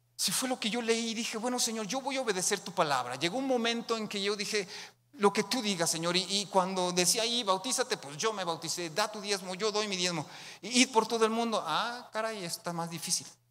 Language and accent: Spanish; Mexicali, Baja California, Mexico